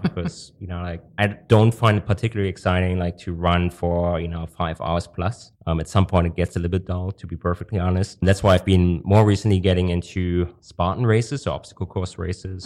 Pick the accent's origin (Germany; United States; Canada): Germany; moved away as an adult; also born or lived in Hong Kong; I'm originally from Germany